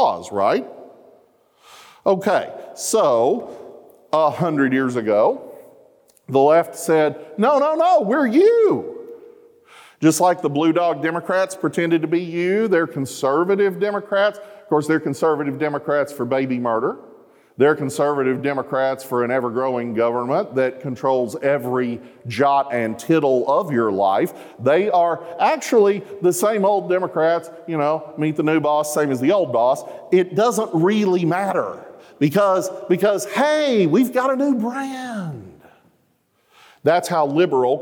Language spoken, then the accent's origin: English; Arkansas, United States; I'm from Arkansas